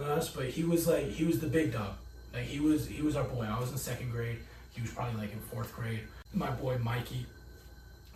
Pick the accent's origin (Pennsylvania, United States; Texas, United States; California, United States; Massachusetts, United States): California, United States; Oceanside; also born or lived in Nevada; I'm from Oceanside.